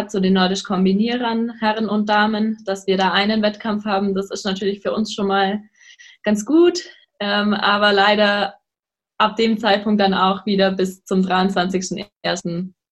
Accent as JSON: {"language": "German", "region": "Baden-Württemberg", "country": "Germany", "tie": "born there", "said": "ich bin 23 und komme gebürtig aus der Nähe von Schwäbisch Gmünd, wohne jetzt aber am Chiemsee"}